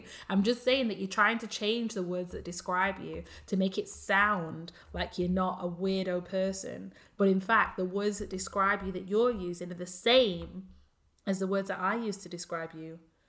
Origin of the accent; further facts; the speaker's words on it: Australia; It is set in Australia and it's an insult to me since I'm Aussie.